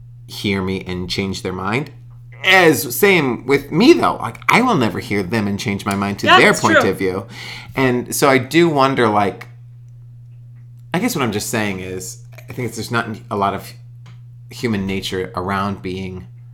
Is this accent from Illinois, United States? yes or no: no; Texas, United States; moved away; I grew up in Texas.